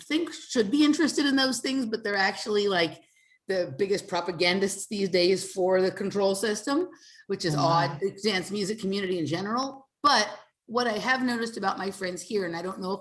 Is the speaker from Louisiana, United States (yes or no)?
no; Los Angeles, California, United States; moved away; I'm from Los Angeles